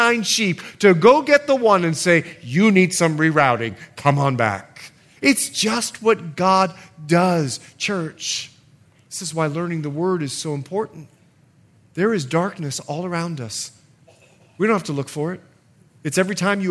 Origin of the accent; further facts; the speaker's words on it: United States; I'm an American too